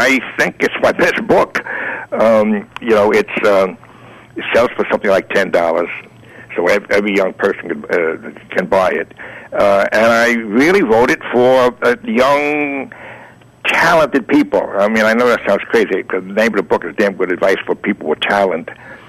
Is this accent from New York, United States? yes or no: yes; New York City, New York, United States; also born or lived in Greenwich Village, Manhattan; I was raised in the Bronx, but I moved to Manhattan